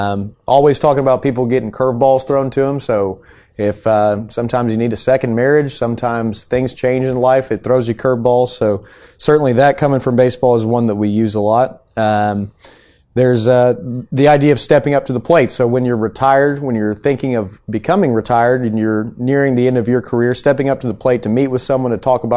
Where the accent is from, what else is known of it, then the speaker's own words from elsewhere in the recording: Lexington, Kentucky, United States; Oh, yeah. I was close enough for that to be my main team.